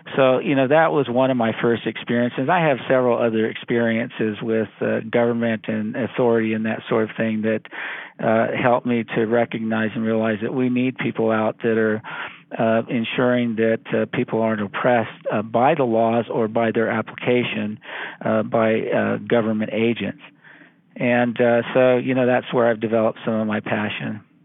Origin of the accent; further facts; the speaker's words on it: Central Valley of California, United States; I'm from the Central Valley of California.